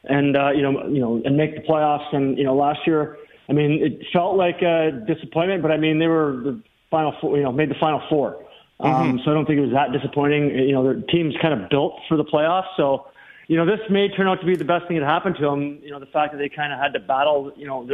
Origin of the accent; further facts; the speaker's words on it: Dryden, Ontario, Canada; moved away; retire to back to my hometown in Dryden, Ontario